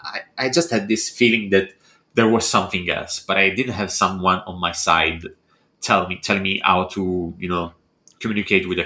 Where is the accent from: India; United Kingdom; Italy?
Italy; now in Bologna, Italy